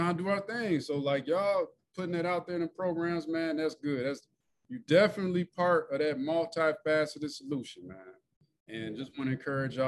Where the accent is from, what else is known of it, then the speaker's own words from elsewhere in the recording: Joliet, Illinois, United States; I went to Joliet West. So I'm from Joliet